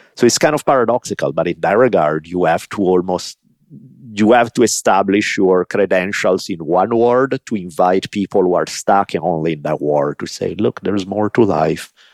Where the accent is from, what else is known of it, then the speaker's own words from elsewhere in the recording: Italy; moved away; I grew up in Italy